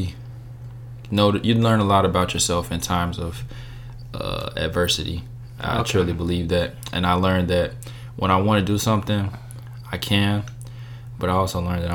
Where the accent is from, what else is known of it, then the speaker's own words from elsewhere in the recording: Chicago, Illinois, United States; moved away as an adult; I'm from Chicago, Illinois, South Side, inner city. I attended Lindblom Math and Science Academy